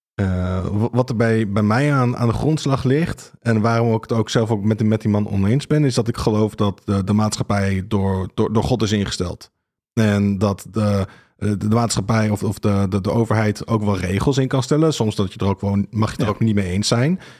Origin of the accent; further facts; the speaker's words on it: Rhenen, Utrecht, Netherlands; Ik, ik kom uit Renen. ik ben er ook opgegroeid